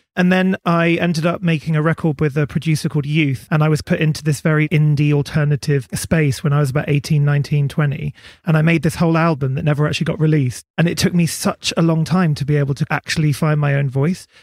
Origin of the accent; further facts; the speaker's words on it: Berkshire, South East England, United Kingdom; I grew up in Berkshire by the river